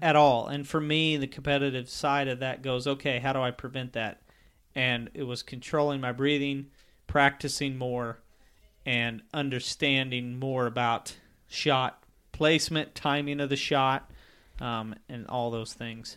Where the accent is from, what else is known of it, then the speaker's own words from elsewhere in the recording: Missouri, United States; growing up in Missouri